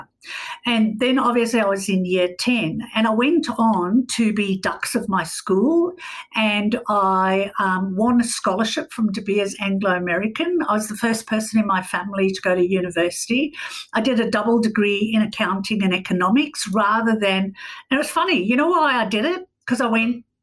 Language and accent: English; South Africa; I grew up in South Africa during apartheid.